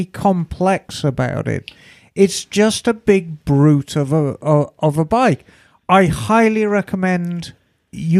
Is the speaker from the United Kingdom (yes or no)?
yes; United Kingdom; accent: British; moved away; as a Brit